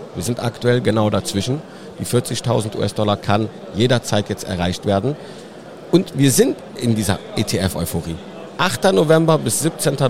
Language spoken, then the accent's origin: German; between Cologne and Düsseldorf, North Rhine-Westphalia, Germany; ich bin genau dazwischen eigentlich geboren, in, in Hahn im Rheinland. Das liegt fast in der Mitte zwischen Köln und Düsseldorf